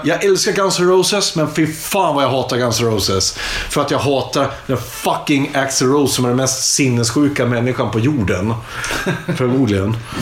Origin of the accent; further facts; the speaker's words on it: Iggesund, Gävleborg County, Sweden; jag är från Iggesund som ligger utanför Hudiksvall. Hudiksvall ligger i Hälsingland